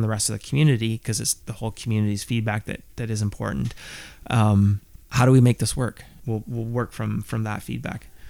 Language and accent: English; Southern Ontario, Canada; I grew up in Southern Ontario